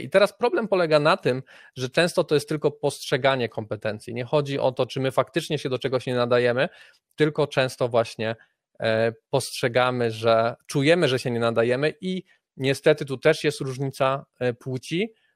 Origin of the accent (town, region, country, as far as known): Poland